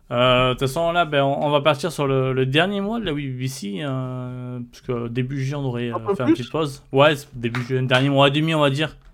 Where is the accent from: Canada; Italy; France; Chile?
Italy; Ouais, j'ai le droit, je suis italien.